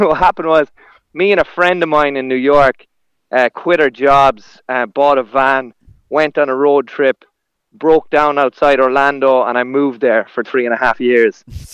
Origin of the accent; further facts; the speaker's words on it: Longford, County Longford, Ireland; moved away as an adult; also born or lived in Limerick; now in United States; I grew up in Longford, went to school there